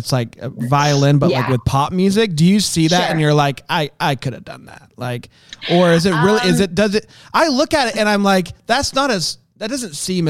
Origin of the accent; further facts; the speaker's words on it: Titusville, Florida, United States; moved away; also born or lived in Orlando, Florida; I'm from Florida. Born in Orlando. I lived in Titusville. That was where I grew up.